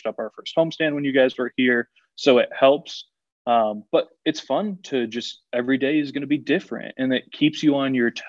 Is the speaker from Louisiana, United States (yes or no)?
no; West Palm Beach, Florida, United States; moved away as an adult; also born or lived in Miami, Florida / Greenville, Tennessee / Biloxi, Mississippi; I grew up in West Palm